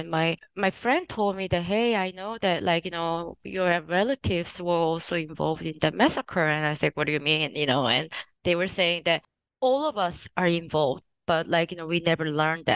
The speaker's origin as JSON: {"language": "English", "region": "Jeju Island", "country": "South Korea", "tie": "born or raised there", "also_born_or_lived": "United States", "moved": "as an adult", "said": "So I'm from Jeju Island. I was born and raised until like my secondary education in Jeju Island."}